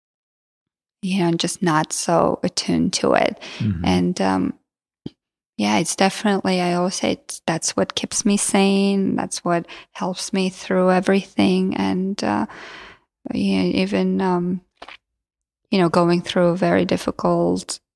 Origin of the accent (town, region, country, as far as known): Georgia; first language Georgian; English is a second language; moved away